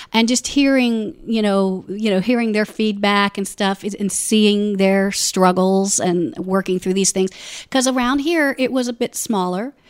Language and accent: English; Orlando, Florida, United States; moved away as an adult; also born or lived in Ohio; I grew up in Orlando